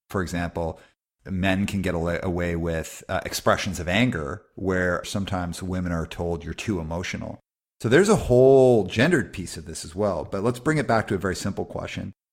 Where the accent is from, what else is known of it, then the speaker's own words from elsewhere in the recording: Calgary, Alberta, Canada; I grew up in Calgary, Alberta in the eighties